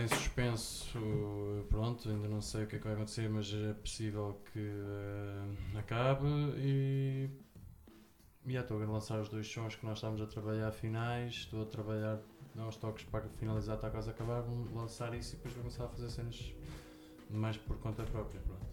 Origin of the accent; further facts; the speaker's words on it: Ortiga, Centro, Portugal; also born or lived in Lisbon; Sou aqui de Ortiga, aqui perto.